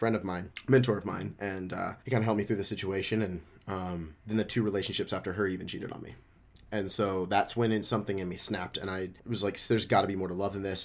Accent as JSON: {"language": "English", "town": "Memphis", "region": "Tennessee", "country": "United States", "tie": "born or raised there", "also_born_or_lived": "Dallas, Texas", "moved": "as an adult", "said": "born and raised in Memphis, Tennessee"}